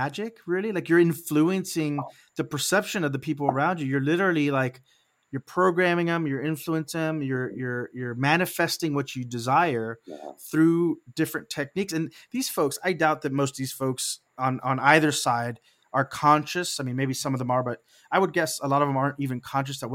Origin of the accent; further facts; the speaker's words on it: Texas, United States; I was raised in Texas